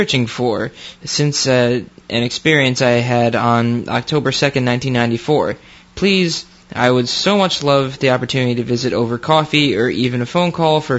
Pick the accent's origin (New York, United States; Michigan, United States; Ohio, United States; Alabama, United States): New York, United States; Okay, so I am originally from New York, upstate and city during the school year